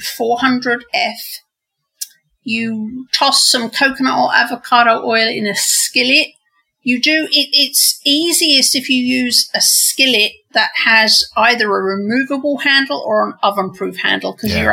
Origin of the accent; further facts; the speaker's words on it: England, United Kingdom; moved away as an adult; now in United States; growing up in England